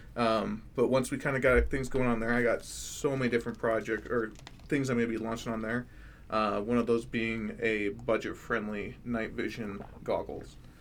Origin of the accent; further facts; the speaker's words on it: Florida, United States; now in Idaho, United States; I'm from Florida, so I'm used to the heat